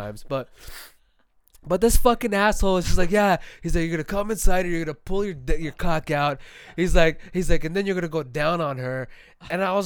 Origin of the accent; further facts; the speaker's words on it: Phoenix, Arizona, United States; I'm from Phoenix